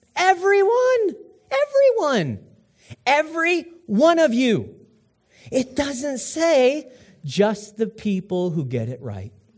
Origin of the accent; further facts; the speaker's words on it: United States; I'm an American